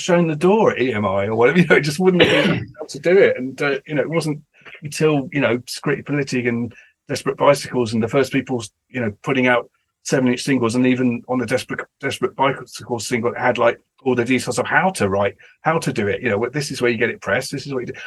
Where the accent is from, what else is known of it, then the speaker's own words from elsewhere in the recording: England, United Kingdom; being English and British